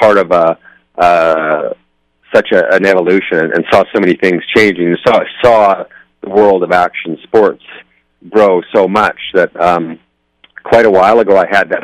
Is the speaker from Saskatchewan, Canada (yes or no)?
no; Nelson, British Columbia, Canada; I'm from Nelson, British Columbia. It's in the interior of British Columbia. It's a small town in the mountains there.